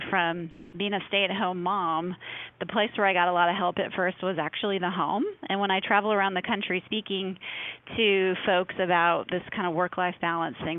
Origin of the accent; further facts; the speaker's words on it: Midwest, United States; moved away; I grew up in the Midwest and my whole family comes from like a, you know, Minnesota farm culture